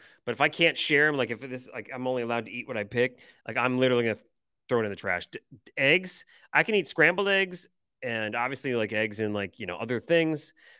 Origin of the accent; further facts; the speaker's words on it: Michigan, United States; accent: Michigan; My initial Michigan accent wants to say pecan.